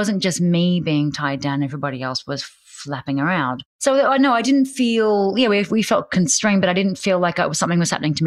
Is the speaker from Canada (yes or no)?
no; Australia; now in New York, United States; I came from Australia